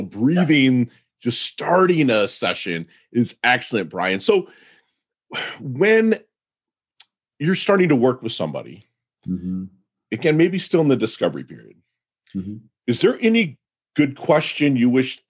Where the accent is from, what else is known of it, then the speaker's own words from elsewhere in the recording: Midwest, United States; now in Palm Beach, United States; I'm a Midwesterner